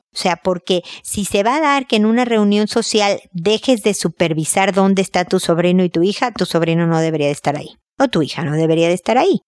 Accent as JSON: {"language": "Spanish", "country": "Mexico", "said": "como buena mexicana"}